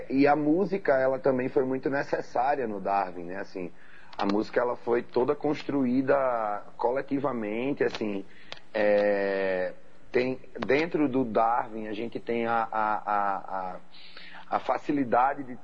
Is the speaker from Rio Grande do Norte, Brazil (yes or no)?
yes; Mossoró, Rio Grande do Norte, Brazil; born there; also born or lived in Natal; Isso, sou nascido em Mossoró e tenho alma natalense.